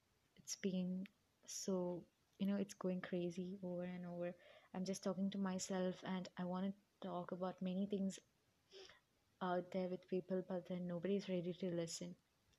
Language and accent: English; Kerala, India; now in United Arab Emirates; I'm an Indian. I was born and brought up in UAE, but still I'm an Indian. I spent my 8 to 9 years in India, and I'm from Kerala. I miss my hometown.